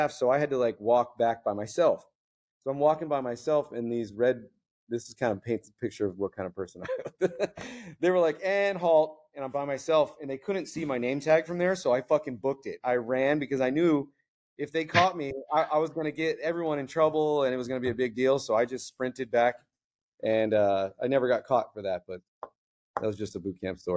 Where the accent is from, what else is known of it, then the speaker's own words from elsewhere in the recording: Florida, United States; moved away as an adult; also born or lived in Fort Worth, Texas; now in San Diego, United States; Grew up in Florida doing Florida man stuff